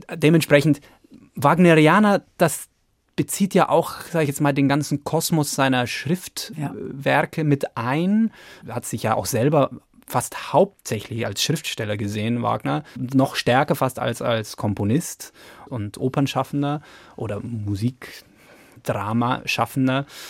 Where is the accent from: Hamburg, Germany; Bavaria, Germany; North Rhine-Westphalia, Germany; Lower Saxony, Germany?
Bavaria, Germany; Lower; now in Frankfurt, Germany; ich bin ja in, in Niederbayern aufgewachsen